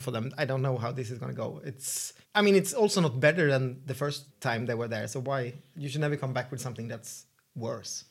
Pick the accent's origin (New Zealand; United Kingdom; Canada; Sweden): Sweden; English is a second language; I'm the Swedish host.